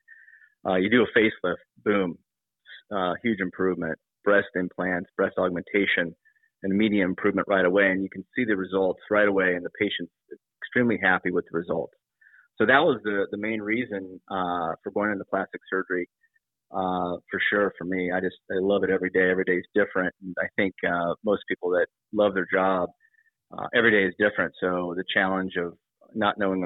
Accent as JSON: {"language": "English", "region": "Ohio", "country": "United States", "tie": "born or raised there", "also_born_or_lived": "Florida", "moved": "yes", "said": "I grew up in Ohio, very, very modest state"}